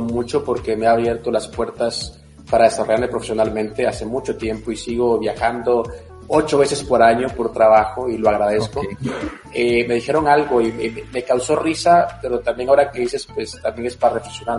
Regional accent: Guatemala; now in United States; para mí es un orgullo ser guatemalteco, para mí es un orgullo estar en Estados Unidos

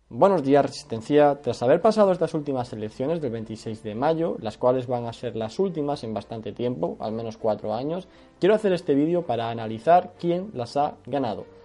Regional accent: Spain; vemos los españoles

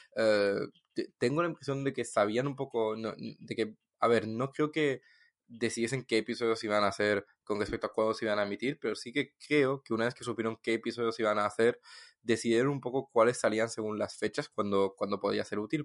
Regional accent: Toulouse, Occitania, France; de Toulouse

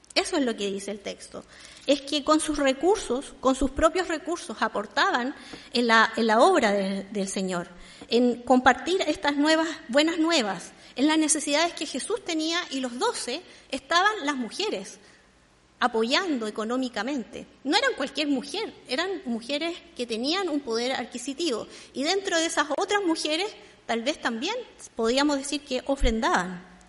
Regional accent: Santiago, Santiago Metropolitan Region, Chile; yo soy santiaguina en Santiago

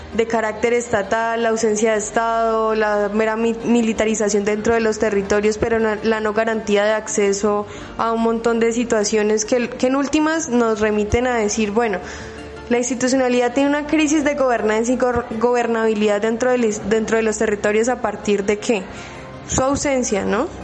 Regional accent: Colombia; como colombianos

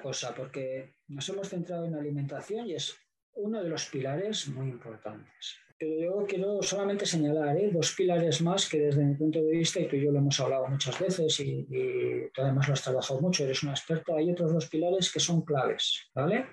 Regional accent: Zaragoza, Aragon, Spain; yo soy de Zaragoza

